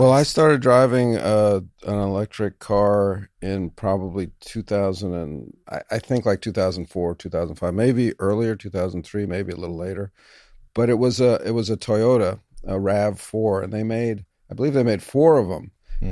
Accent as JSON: {"language": "English", "town": "New York City", "region": "New York", "country": "United States", "tie": "born or raised there", "said": "a kid growing up in New York City"}